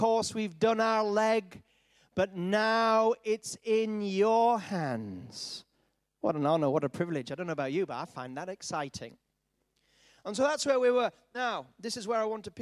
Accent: Yorkshire and the Humber, United Kingdom; I was brought up in Yorkshire

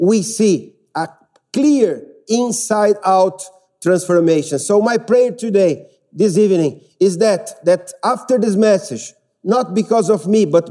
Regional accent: Brazil; English is a second language; now in United Kingdom; I'm from Brazil

